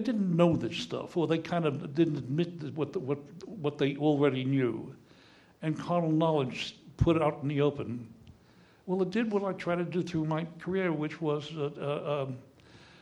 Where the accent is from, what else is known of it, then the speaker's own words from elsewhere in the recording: New York City, New York, United States; I grew up in the Bronx and had a number of friends who talked like this